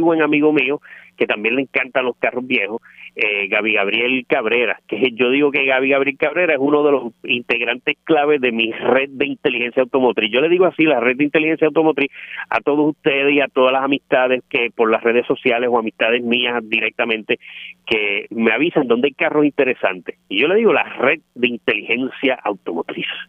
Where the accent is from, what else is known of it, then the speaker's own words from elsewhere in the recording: Puerto Rico; aquí de pequeño, aquí en Puerto Rico